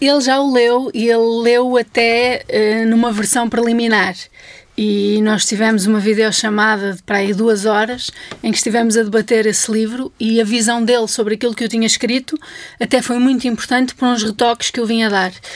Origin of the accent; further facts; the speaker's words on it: Vizela, Braga, Portugal; moved away; eu, entretanto, já saí de Vizela há alguns anos, portanto, quando lá volto, até já há uma certa relação de estranheza